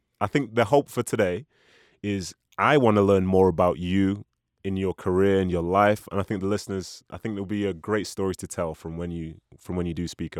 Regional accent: Manchester, North West England, United Kingdom; born or raised there; also born or lived in Nigeria

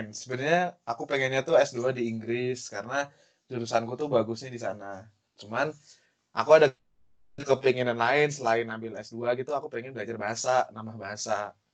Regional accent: Semarang, Central Java, Indonesia; Uh, aku asalnya dari Semarang, tapi

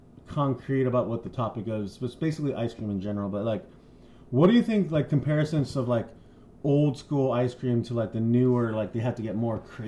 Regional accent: Arizona, United States; I grew up in Arizona

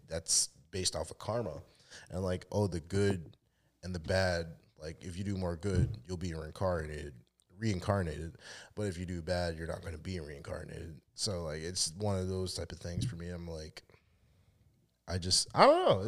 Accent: United States; I feel like I was born in America

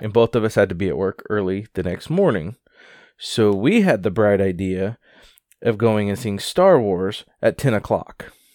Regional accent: Wichita, Kansas, United States; my hometown

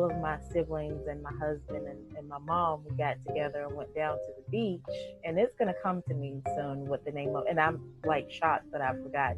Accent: Fayetteville, North Carolina, United States; also born or lived in Charlotte, North Carolina; I am from Fayetteville, North Carolina

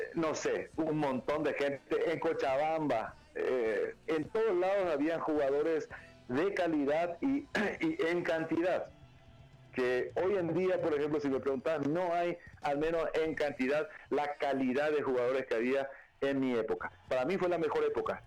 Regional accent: Paraguay; moved away as an adult; now in Bolivia; Ya vivo más años aquí en Bolivia, Marco, que eh, en, mi, lugar de origen, en mi tierra de origen, Paraguay

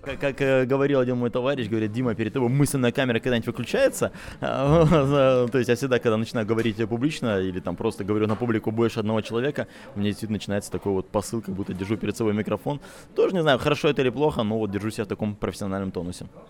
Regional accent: Khabarovsk, Khabarovsk Krai, Russia; also born or lived in Moscow; now in Vilnius, Lithuania; я, скорее всего, буду в Хабаровске жить

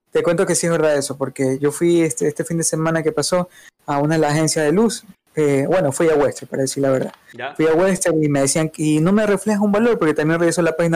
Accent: Ecuador; Así que somos ecuatorianos

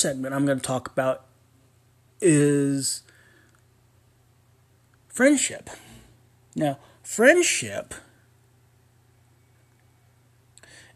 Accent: Ogden, Utah, United States; also born or lived in Spartanburg, South Carolina; grew up. In Ogden, Utah

